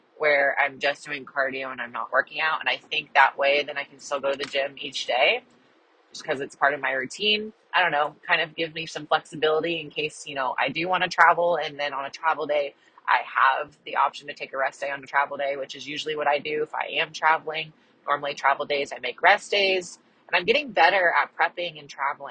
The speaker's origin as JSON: {"language": "English", "region": "Kansas", "country": "United States", "said": "I'm from Kansas and that's kind of like local to me"}